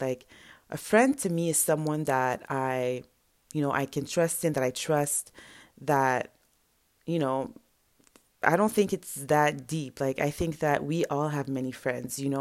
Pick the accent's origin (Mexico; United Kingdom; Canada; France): Canada; Montreal, Quebec; first language French; English is a second language; My first language is French or whatever French we speak in Montreal